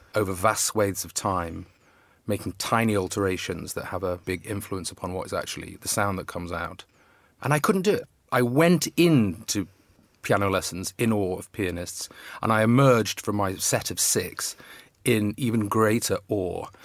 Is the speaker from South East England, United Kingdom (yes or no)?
no; Manchester, North West England, United Kingdom; moved away as an adult; also born or lived in Coventry / Oxford / New York; I was born in Coventry and moved to Manchester when I was two